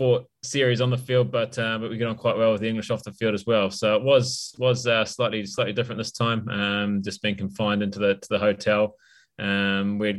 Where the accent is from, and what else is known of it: New Zealand